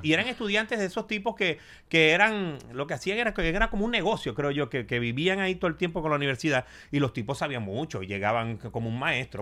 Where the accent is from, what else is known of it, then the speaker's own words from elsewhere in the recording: Maracaibo, Zulia, Venezuela; now in United States; llego a Maracaibo y yo dije, bueno, ya llegué mi tierra